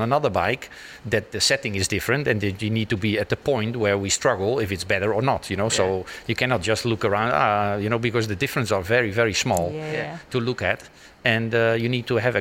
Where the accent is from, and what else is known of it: Netherlands; born or raised there